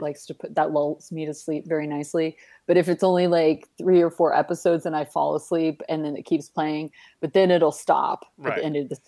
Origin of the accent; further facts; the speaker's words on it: Fort Worth, Texas, United States; my hometown of Fort Worth